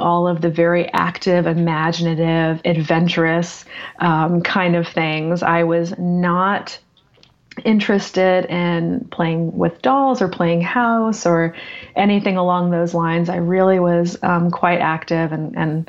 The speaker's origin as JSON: {"language": "English", "region": "Central Florida", "country": "United States", "tie": "born or raised there", "also_born_or_lived": "Boston area, Massachusetts", "said": "I grew up in Central Florida for the most part."}